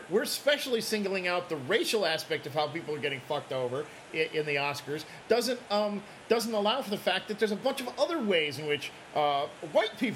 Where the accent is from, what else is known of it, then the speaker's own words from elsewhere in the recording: Midwest, United States; moved away; I grew up in the Midwest